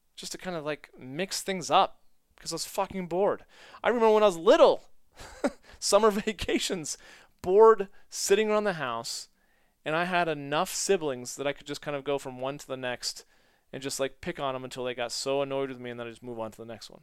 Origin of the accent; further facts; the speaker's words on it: United States; being American